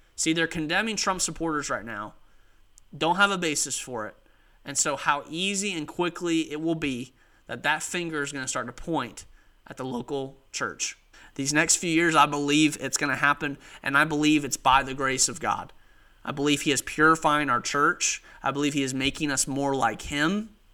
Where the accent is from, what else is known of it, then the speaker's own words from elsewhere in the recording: United States; as an American, as a citizen of the United States.